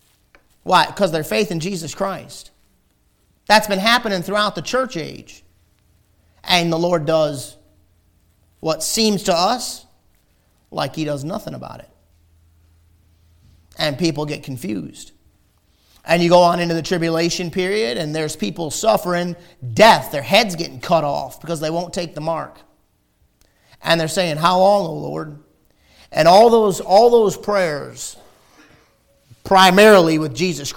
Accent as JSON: {"language": "English", "country": "United States", "said": "we're Americans"}